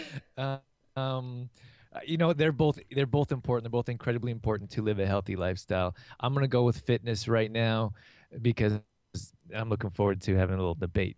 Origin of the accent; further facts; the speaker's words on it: Canada; moved away as an adult; also born or lived in California; I grew up here in Canada